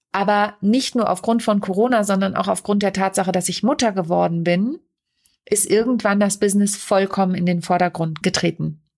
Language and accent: German; Lüneburg Heath, between Uelzen, Braunschweig and Celle, Lower Saxony, Germany; moved away; also born or lived in Kassel / Mannheim / Hamburg; ich bin in Kassel geboren und in der Lüneburger Südheide, mitten oben Dörfen, Dörpen, zwischen Uelzen, Braunschweig und Celle bin ich groß geworden.